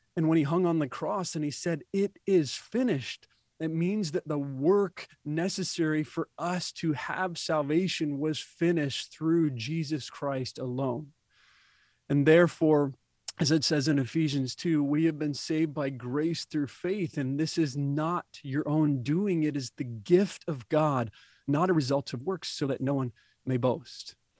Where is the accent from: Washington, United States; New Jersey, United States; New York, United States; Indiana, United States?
Indiana, United States; I was born and raised in the Midwest in Indiana